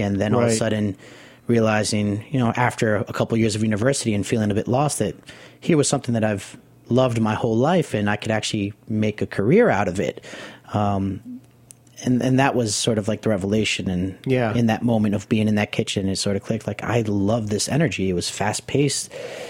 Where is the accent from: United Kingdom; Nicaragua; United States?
Nicaragua; also born or lived in the city (birthplace); You know, growing up in Nicaragua, you know, after being born here in the city and living down there for 5 years of just the smell of tortillas being made in the kitchen and the pot of beans being cooked